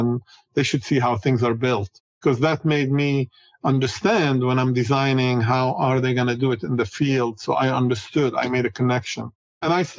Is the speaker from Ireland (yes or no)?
no; Beirut, Beirut Governorate, Lebanon; moved away as an adult; now in United States; I grew up in Beirut, Lebanon, and I went to the American University of Beirut